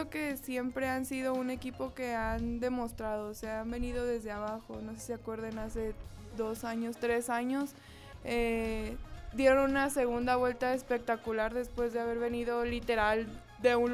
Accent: Sonora, Mexico; De Sonora.

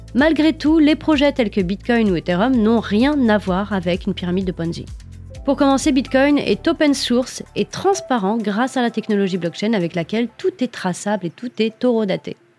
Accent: France; Chez nous, en France

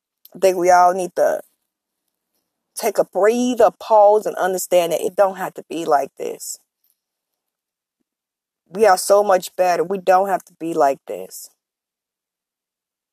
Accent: Chicago, Illinois, United States; I'm from Chicago

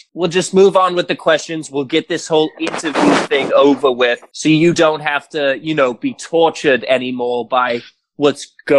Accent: United Kingdom; accent: British; and my accent is fading in and out

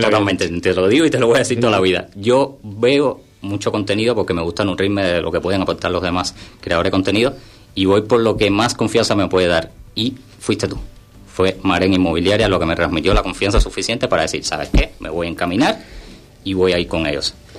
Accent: Havana, Cuba; moved away as an adult; also born or lived in Budapest, Hungary; now in San Pedro del Pinatar, Spain; Yo soy de Cuba pero siempre viví en Cuba

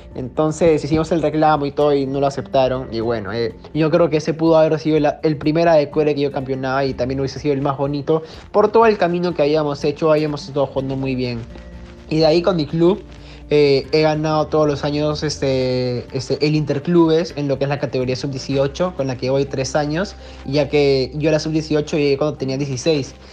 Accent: Peru; como buen peruano también que le gusta el fútbol

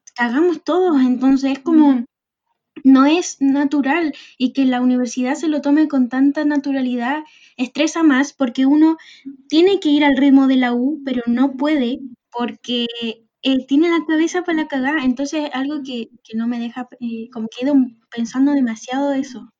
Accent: Arica, Arica y Parinacota, Chile; moved away as an adult; now in Santiago, Chile; soy de Arica y me vine a estudiar eh, a Santiago

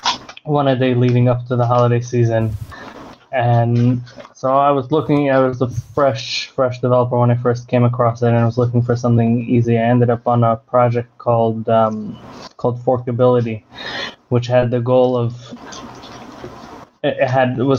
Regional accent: United States; now in Israel; I'm American born. I live in Israel now

